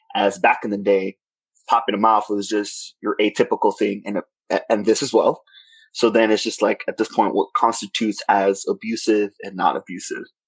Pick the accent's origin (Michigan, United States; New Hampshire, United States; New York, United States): New York, United States; I was born in New York, born and raised in Washington Heights